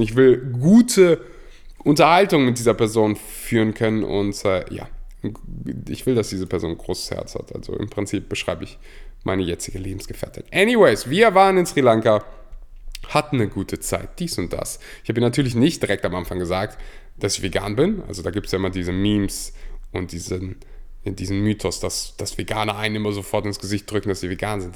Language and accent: German; Germany; Ich bin in Deutschland geboren, in Deutschland aufgewachsen